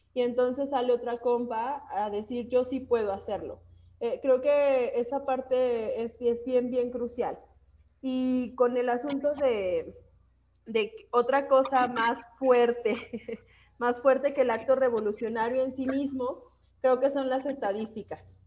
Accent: Aguascalientes, Mexico; somos aborteras y somos de Aguascalientes

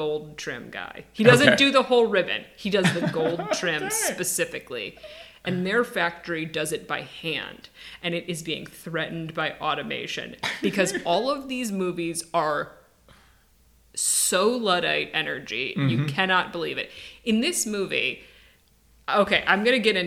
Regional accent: Midwest, United States; I'm from the Midwest. We get the lake effect here.

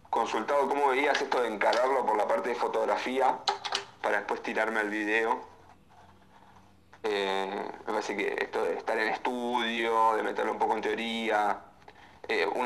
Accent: Las Heras, Buenos Aires, Argentina; Eh, de Las Heras.

